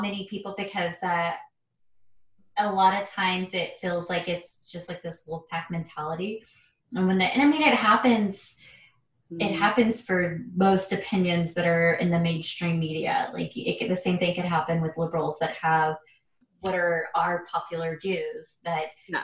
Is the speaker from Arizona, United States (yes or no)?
yes; Arizona, United States; growing up in a small town